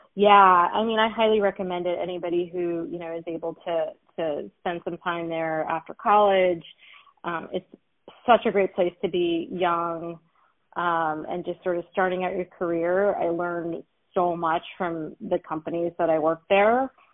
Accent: Los Angeles, California, United States; also born or lived in Philadelphia / New York; I'm a proud Los Angelino native

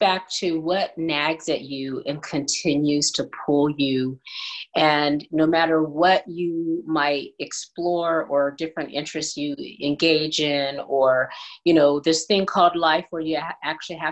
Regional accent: California, United States; also born or lived in Chattanooga, Tennessee; now in Las Vegas, United States; So I was born in Tennessee, in Chattanooga, but moved to California probably around age 4, because that's where my mom was from and her parents.

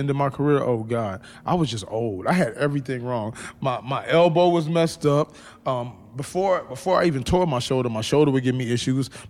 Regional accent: Sunderland, North East England, United Kingdom; now in Los Angeles, United States; One thing I was shocked at when I come to LA from Sunderland

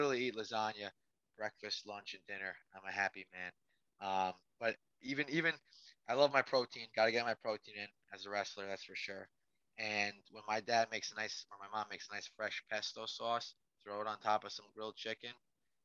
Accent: New York, United States; being a New Yorker

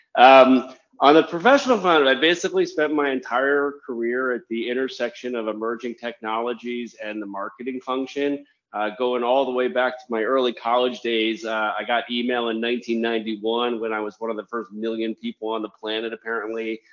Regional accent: Washington, District of Columbia, United States; moved away; also born or lived in Germany / Japan / New York; I'm actually a native of Washington D.C.

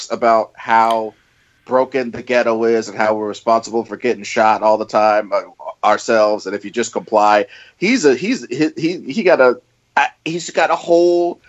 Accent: Missouri, United States; I'm from Missouri

